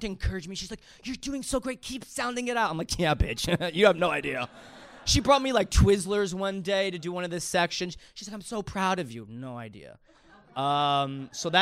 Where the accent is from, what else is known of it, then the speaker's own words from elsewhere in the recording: New York, United States; I'm from New York